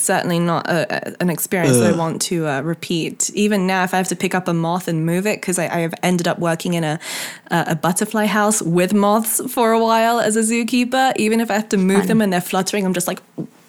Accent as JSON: {"language": "English", "country": "Hong Kong", "tie": "born or raised there", "said": "where I grew up in Hong Kong, we had this big white wall in the garage area, which interlinked all of the houses. It was like a big expat community"}